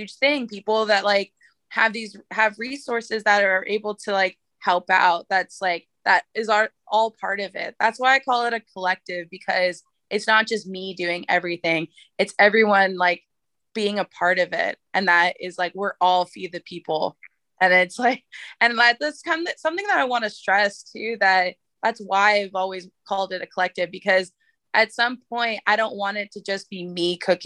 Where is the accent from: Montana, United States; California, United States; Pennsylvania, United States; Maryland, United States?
California, United States; San Francisco; I live right over the hill from Alamany Farm, and, you know, I'm like grew up in San Francisco